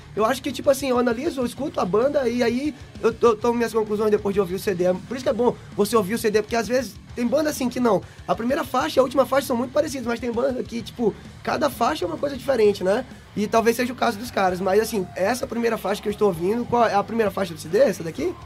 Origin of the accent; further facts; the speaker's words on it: São Luís, Maranhão, Brazil; a gente é de São Luís do Maranhão, é do Nordeste ainda aí